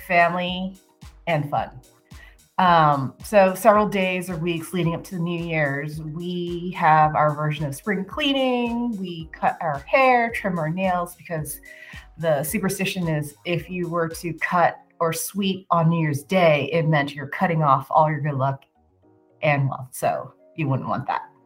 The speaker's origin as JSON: {"language": "English", "town": "San Francisco", "region": "California", "country": "United States", "tie": "born or raised there", "moved": "yes", "said": "growing up in San Francisco"}